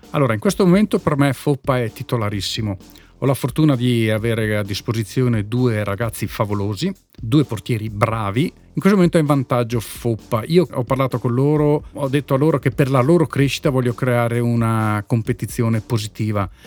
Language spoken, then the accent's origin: Italian; Trentino-Alto Adige, Italy; No, beh, io sono chiaramente legato al Fassa perché sono cresciuto nel Fassa